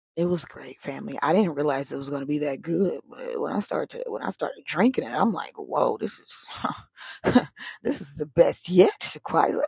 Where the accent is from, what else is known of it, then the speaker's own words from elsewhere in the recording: the South, United States; now in West Coast, United States; I'm from the South